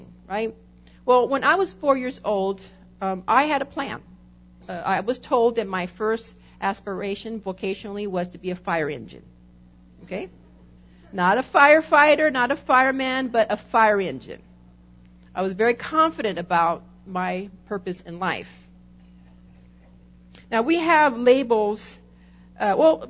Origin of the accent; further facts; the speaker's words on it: California, United States; I'm Californian